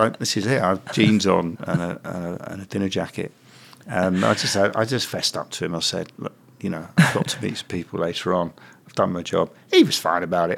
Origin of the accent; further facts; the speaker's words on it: London, United Kingdom; moved away as an adult; now in Manchester, United Kingdom; I was an alien in the early '80s for staying here as a Londoner